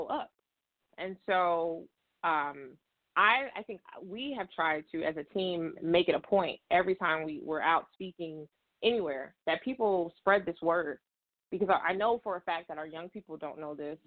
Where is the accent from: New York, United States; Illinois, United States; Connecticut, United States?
Illinois, United States; South Holland; I live out in the South suburbs. I'm from South Holland